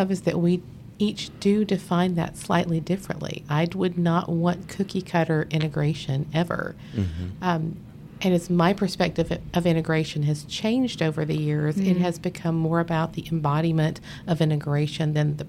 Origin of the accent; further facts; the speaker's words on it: South Carolina, United States; I grew up in South Carolina, was a music professor